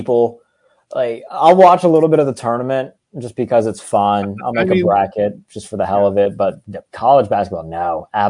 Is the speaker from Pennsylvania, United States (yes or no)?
yes; Pittsburgh, Pennsylvania, United States; I'm from Pittsburgh. I live on the South Side.